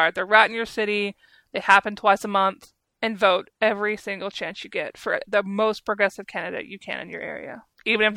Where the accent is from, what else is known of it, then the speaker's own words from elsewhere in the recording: Arkansas, United States; I grew up in Arkansas